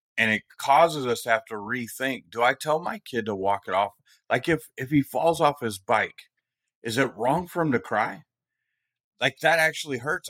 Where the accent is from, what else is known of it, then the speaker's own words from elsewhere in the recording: Bay Area, California, United States; growing up where I grew up in the Bay Area of California